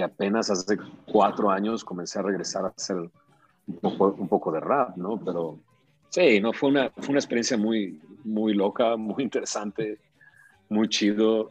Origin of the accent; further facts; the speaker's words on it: Monterrey, Nuevo León, Mexico; moved away as an adult; me pude salir de Monterrey como si nada. Me vine, me casé y me salí de Monterrey